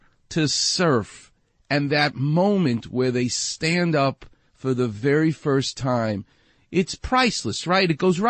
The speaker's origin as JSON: {"language": "English", "region": "New York", "country": "United States", "said": "I'm a Jewish guy from New York."}